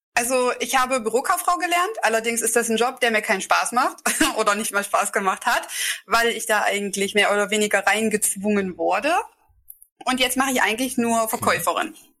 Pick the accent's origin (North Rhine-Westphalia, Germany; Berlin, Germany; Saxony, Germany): Saxony, Germany; Delitzsch; also born or lived in Bernburg, Saxony-Anhalt; Also ich komme aus Delitzsch, das liegt ganz in der Nähe bei Leipzig